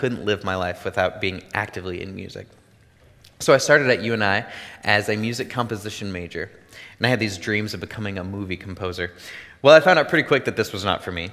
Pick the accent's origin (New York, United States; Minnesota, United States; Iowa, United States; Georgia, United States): Iowa, United States; Davenport; I'm originally from the Davenport area, where I grew up with an amazing family.